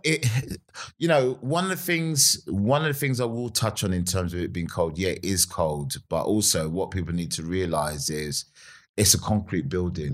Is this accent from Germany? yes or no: no; Nigeria; also born or lived in Vauxhall, London / Streatham, London; now in United Kingdom; I grew up in Nigeria, um, and I grew up in a place called uh, well, it was called Bendel State at the time